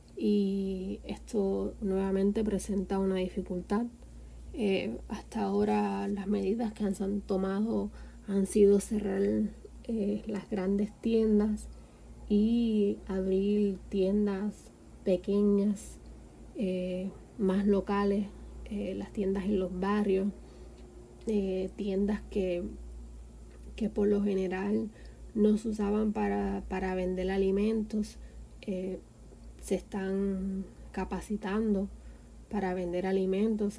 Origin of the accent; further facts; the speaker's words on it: Guánica, Puerto Rico; moved away as an adult; now in Havana, Cuba; soy del barrio La Luna en Guánica